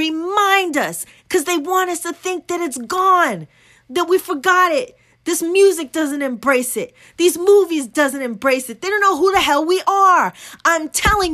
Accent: United States; I'm American

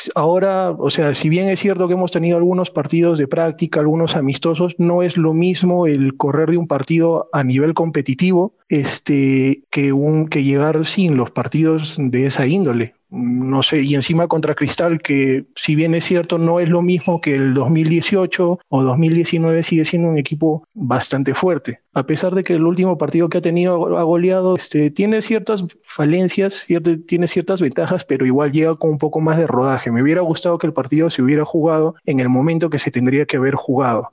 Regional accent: Arequipa, Peru; yo soy de Arequipa

